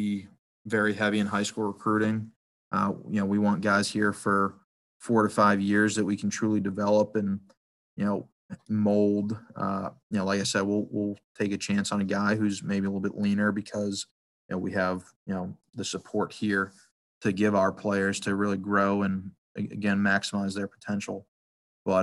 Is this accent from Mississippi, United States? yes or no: no; Massachusetts, United States; I grew up in Massachusetts, you know, played my college ball in Massachusetts